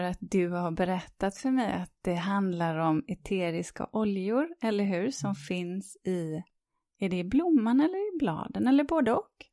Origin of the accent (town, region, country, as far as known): Sweden